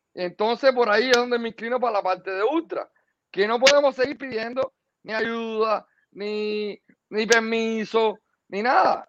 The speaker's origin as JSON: {"language": "Spanish", "country": "Cuba", "moved": "yes", "said": "Somos bastantes cubanos en el exilio"}